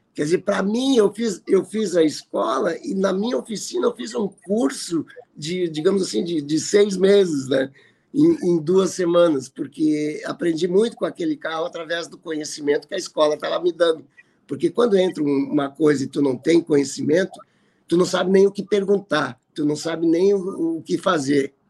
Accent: Porto Alegre, Rio Grande do Sul, Brazil; sou aqui de Porto Alegre.

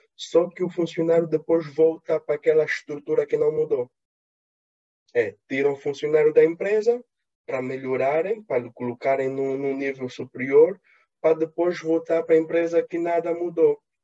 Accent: Angola; eu, como sou angolano

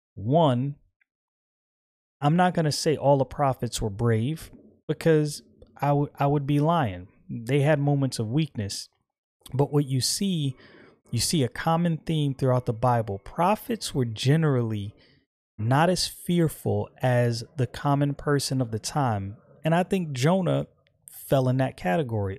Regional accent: United States; I'm American

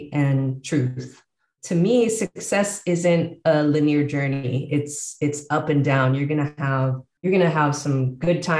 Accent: San Jose, California, United States; moved away as an adult; also born or lived in Bay Area, California; now in Baja California, Mexico; born and raised in San Jose, California, and have lived all over the Bay Area

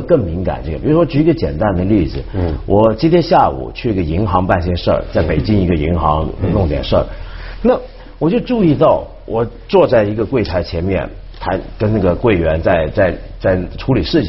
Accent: Hong Kong; 对，因为这一点，你刚才说，就我们香港人啊，

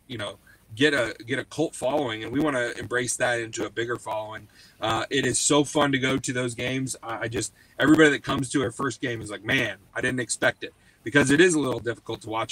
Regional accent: Kansas City, Missouri, United States; I am from Kansas City, so I am a Chiefs fan

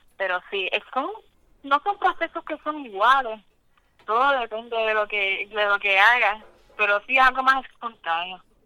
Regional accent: Lares, Puerto Rico; now in Florida, United States; Yo soy de Lares

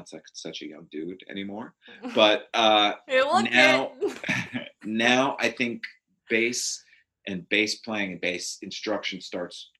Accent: Port Chester, New York, United States; also born or lived in Greenwich, Connecticut; I was born in Greenwich, Connecticut, not far from here. I was raised in Portchester, New York, also not far, well, I say not far from here, where we currently live. I grew up there my whole life

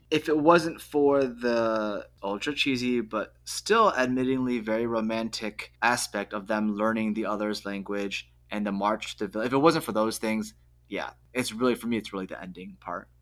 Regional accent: United States; I'm proudly American

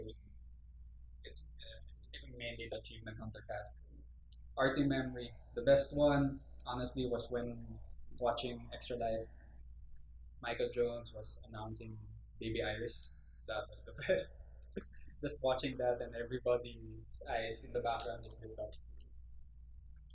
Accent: Philippines; I'm from the Philippines

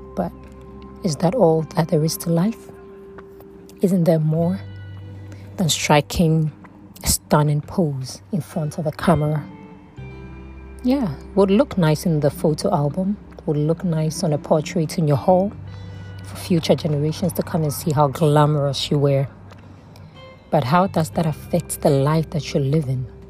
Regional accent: Ghana; I am from Ghana.

